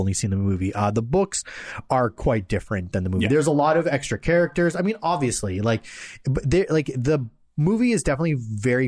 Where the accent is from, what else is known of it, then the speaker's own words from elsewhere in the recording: Toronto, Ontario, Canada; my hometown